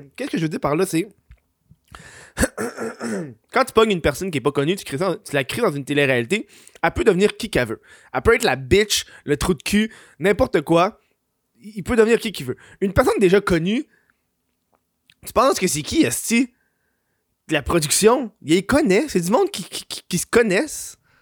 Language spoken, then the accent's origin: French; Quebec, Canada; je suis une honte pour le Québec